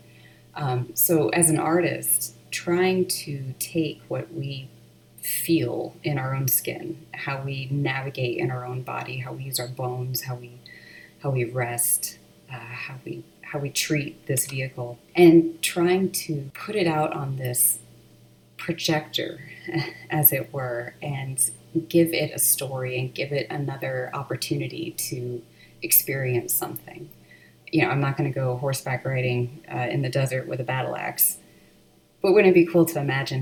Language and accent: English; Texas, United States; I was born and raised in Texas